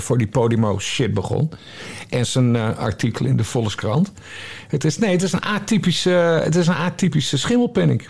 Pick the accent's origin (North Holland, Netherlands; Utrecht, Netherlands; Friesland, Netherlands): Friesland, Netherlands; Drachten; ik ben opgegroeid in Drachten, Friesland.